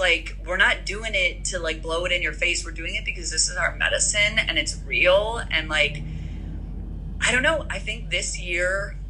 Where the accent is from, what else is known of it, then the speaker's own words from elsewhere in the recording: Midwest, United States; Like, just even where we grew up, like growing up in the Midwest, my mom has 8 siblings, you know, Persian siblings that are opinionated